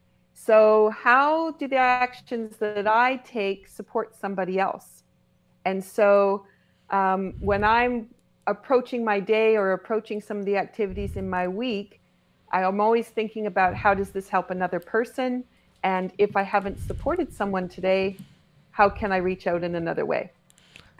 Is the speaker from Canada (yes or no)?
yes; Cape Breton, Nova Scotia, Canada; I'm from Cape Breton, Nova Scotia, and I live 5 minutes from the ocean